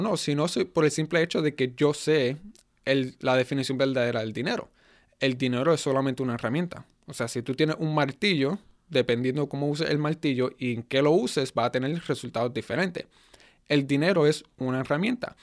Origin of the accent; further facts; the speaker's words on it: United States; first language Spanish; also born or lived in Puerto Rico; fui criado en Estados Unidos